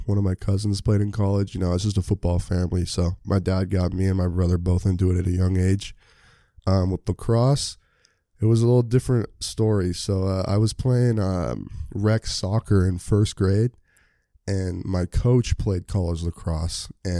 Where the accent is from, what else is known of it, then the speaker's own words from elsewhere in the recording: Sammamish, Washington, United States; I'm from Sammamish, Washington, about 30 minutes outside of Seattle.